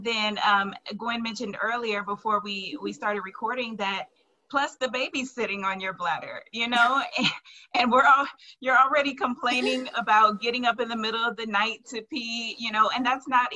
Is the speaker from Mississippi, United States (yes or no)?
no; New Orleans, Louisiana, United States; I'm from New Orleans